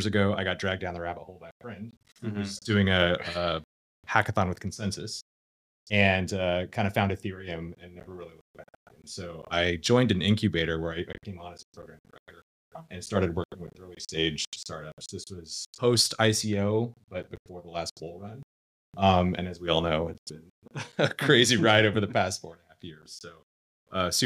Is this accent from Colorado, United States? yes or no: yes; Colorado, United States; also born or lived in San Diego; now in Austin, United States; I'm originally from Colorado